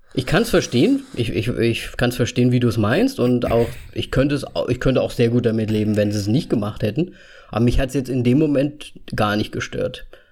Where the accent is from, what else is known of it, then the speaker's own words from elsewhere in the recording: Austria; Ich bin Österreicher